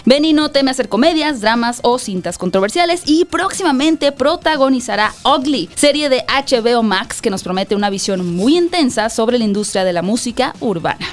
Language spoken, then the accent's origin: Spanish; Hermosillo, Sonora, Mexico; yo soy de Hermosillo, Sonora.